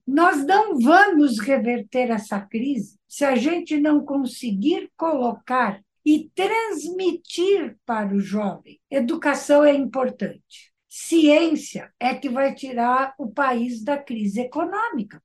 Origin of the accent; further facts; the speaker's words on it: Brazil; also born or lived in United States; eu sou brasileira segunda geração